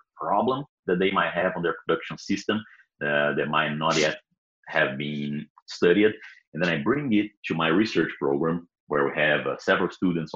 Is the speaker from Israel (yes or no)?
no; Brazil; English is a second language; moved away as an adult; also born or lived in Oklahoma, United States; now in Kansas, United States; I am from Brazil. Was born and raised there.